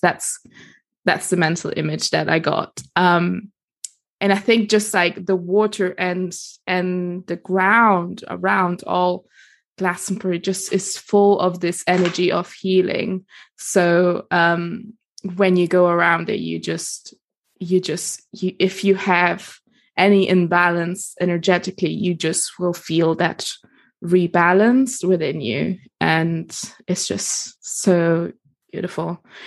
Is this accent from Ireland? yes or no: no; Italy; accent: international; moved away as an adult; also born or lived in Germany / United States; now in London, United Kingdom; kindergarten in Germany, and then moved to Italy, and then did kind of like schools and like pretty much all my teenage years over there.